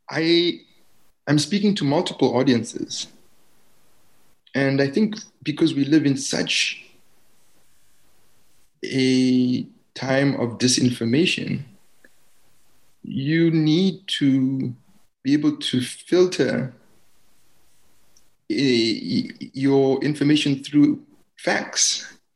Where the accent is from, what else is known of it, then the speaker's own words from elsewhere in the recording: Germany; I grew up in East Germany, right? I was displaced in that way.